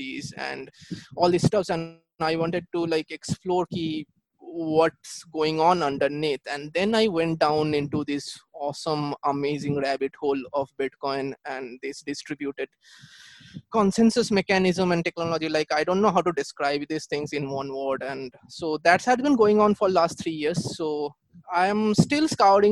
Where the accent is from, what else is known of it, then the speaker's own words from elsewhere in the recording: Kolkata, West Bengal, India; I'm from Kolkata, India